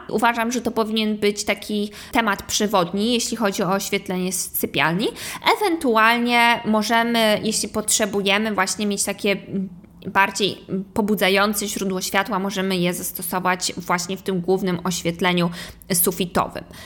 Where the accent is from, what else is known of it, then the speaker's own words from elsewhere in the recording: Kołobrzeg, West Pomeranian Voivodeship, Poland; also born or lived in New York; now in Warsaw, Poland; oryginalnie jestem z Kołobrzegu